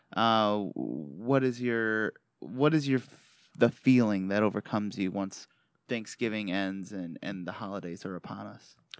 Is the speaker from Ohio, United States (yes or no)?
no; Michigan, United States; accent: Michigan; my Michigan accent